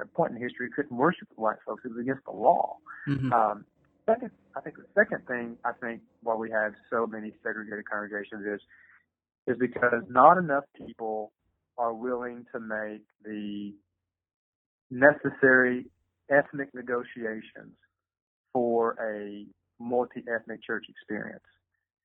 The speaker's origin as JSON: {"language": "English", "region": "Eastern Kentucky", "country": "United States", "tie": "born or raised there", "moved": "yes", "lives_now": "Louisville, United States", "said": "I grew up in Eastern Kentucky, a very racist part of Eastern Kentucky. And in my little town, there were not a lot of minorities there."}